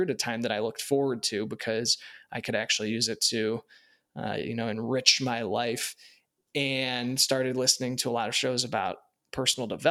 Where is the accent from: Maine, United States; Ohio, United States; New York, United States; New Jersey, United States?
Ohio, United States; Warren; I grew up in Northeast Ohio in Warren outside of Youngstown